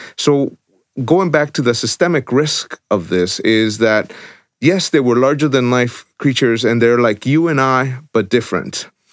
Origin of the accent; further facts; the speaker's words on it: El Salvador; moved away; I was born in El Salvador, so I understand war torn, I understand corruption, I've lived it.